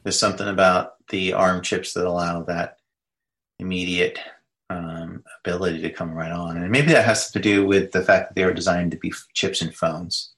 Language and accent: English; United States; I'm an American